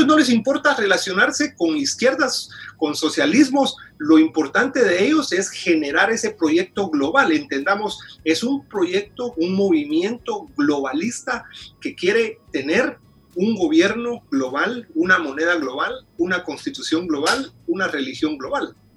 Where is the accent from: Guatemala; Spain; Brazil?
Guatemala; moved away as an adult; now in Washington, D.C., United States; Yo originalmente soy de Guatemala, tengo 16 años de vivir aquí en, Washington, D.C.